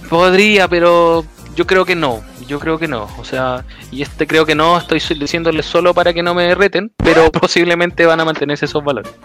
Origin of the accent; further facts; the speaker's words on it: Santiago, Santiago Metropolitan Region, Chile; also born or lived in Conchalí, Santiago; soy de, Santiago, de la comuna, nací en Quinta Normal y ahora vivo en Conchalí Alto